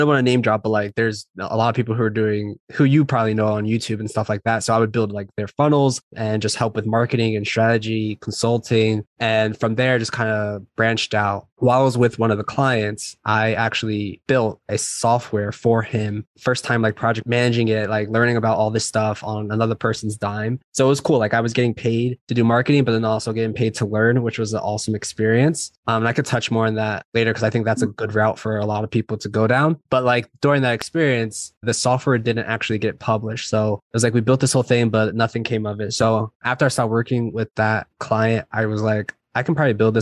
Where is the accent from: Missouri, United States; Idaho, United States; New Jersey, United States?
New Jersey, United States; now in San Diego, United States; So I'm from originally from New Jersey. I live in San Diego right now.